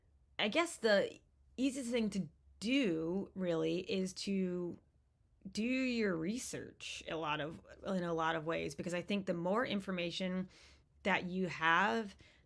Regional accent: East Coast, United States; And it was still so important to me growing up on the East Coast.

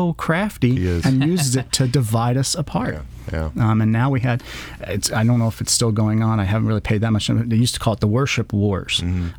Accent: College Station, Texas, United States; I go to my wife, as I'm from College Station, and she took me to a Texas A&M game for the first time

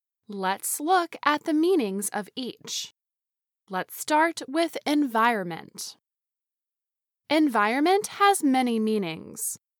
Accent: India; English is a second language; Hello, VOA Learning English. … I am from India.

